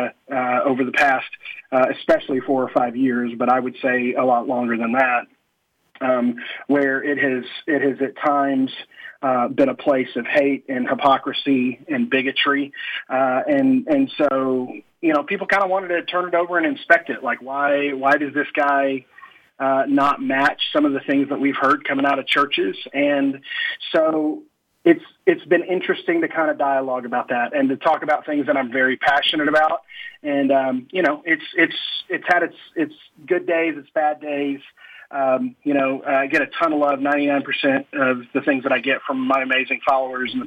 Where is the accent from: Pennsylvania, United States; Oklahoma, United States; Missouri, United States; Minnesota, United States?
Oklahoma, United States; I'm this pastor from Oklahoma who drives a 4x4 pickup and wears boots